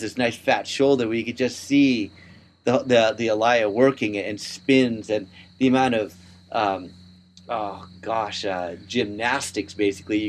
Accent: Palos Verdes, California, United States; I grew up in Palos Verdes where there's lots of rocks

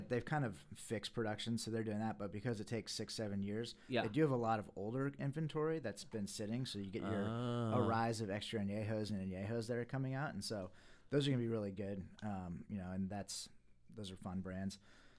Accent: Fredericksburg, United States; Yeah, well, I'm from Fredericksburg, so there's not a lot of great wine

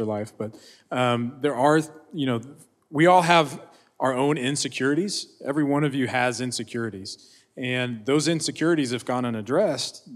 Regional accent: Oklahoma, United States; I grew up in Oklahoma.

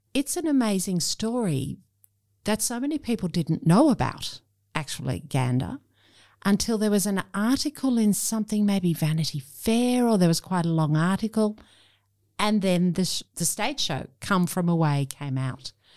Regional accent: Sydney, New South Wales, Australia; Sydney, Australia.

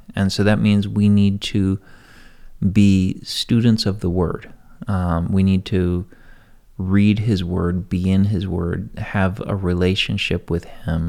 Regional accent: United States; I'm an American. This is my country

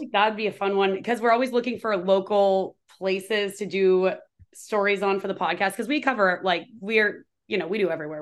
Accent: Washington, United States; I'm born and raised in Washington

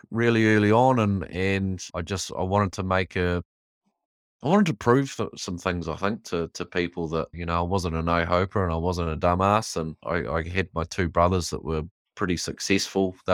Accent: Bell Block, Taranaki, New Zealand; also born or lived in Waitara; I actually grew up in a little town just out of New Plymouth called Bell Block. So I was actually a, a, a townie by birth.

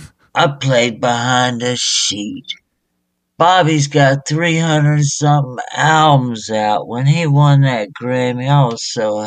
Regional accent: Memphis, Tennessee, United States; now in New Orleans, United States; he knows I'm from Memphis

